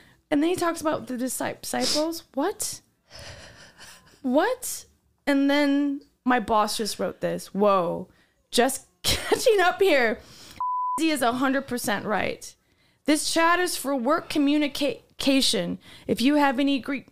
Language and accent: English; Wisconsin, United States; I'm from Wisconsin.